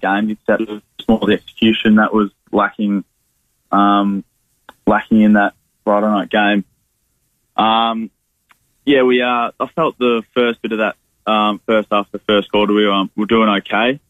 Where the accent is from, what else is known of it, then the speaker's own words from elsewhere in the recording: Somers, Victoria, Australia; moved away as an adult; now in Adelaide, Australia; I didn't grow up in Dromana. I grew up in Summers, which is about 15-20 minutes from Dromana. Grew up there, which is, nice, quiet part of the Mornington Peninsula.